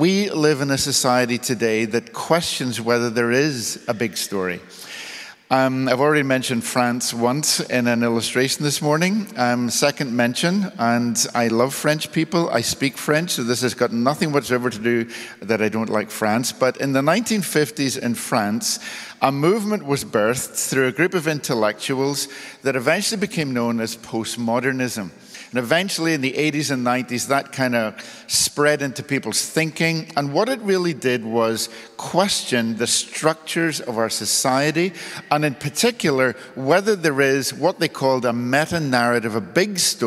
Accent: Belfast, Northern Ireland, United Kingdom; I was born in the 1960s in Northern Ireland in the city of Belfast.

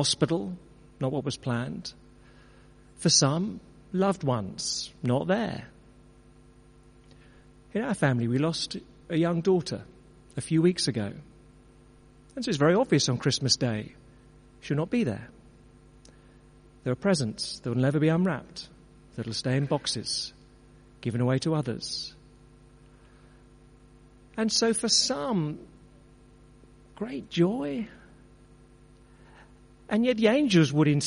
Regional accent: Brentwood, East of England, United Kingdom; known to many others as my hometown, where for, as a result of growing up there for 40 years of my life

